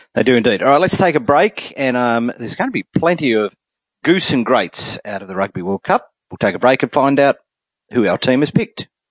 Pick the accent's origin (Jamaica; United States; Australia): Australia; now in New Zealand; an Australian living in New Zealand